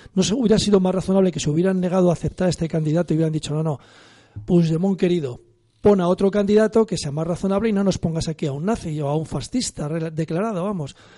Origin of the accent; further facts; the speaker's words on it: Spain; como somos los españoles